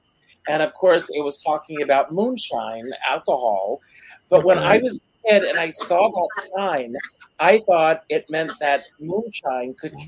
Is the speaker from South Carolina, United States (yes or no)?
yes; South Carolina, United States; I grew up in South Carolina.